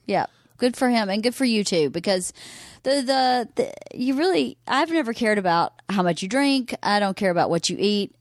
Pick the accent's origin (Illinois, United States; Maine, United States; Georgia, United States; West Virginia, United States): Georgia, United States; Bowdon; moved away; also born or lived in Carrollton, Georgia; I was born in Carrollton, Georgia